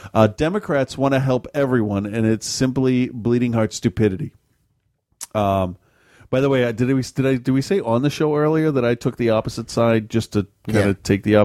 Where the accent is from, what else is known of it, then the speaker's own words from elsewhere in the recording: New England, United States; I'm from New England, and I know how easy it is to not take this stuff seriously, but out west, it is a serious problem.